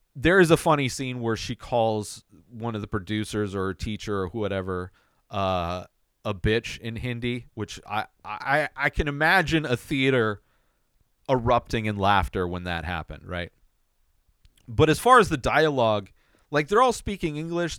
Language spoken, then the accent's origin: English; United States; as an American